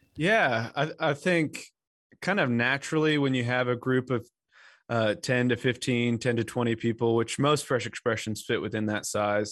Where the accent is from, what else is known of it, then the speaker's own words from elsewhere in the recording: Western Massachusetts, United States; now in North Carolina, United States; I grew up in Western Massachusetts, which was thoroughly post-Christian